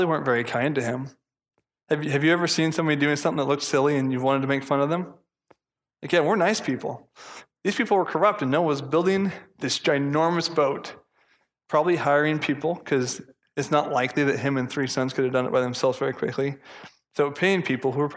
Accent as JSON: {"language": "English", "country": "United States", "said": "I'm American"}